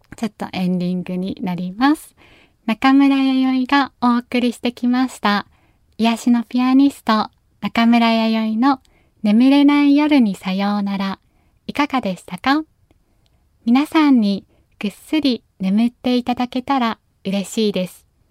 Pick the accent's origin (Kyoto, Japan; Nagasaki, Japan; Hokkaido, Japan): Nagasaki, Japan; accent: Nagasaki dialect; 私、ふるさと、長崎なので、長崎の言葉を皆さんに紹介したい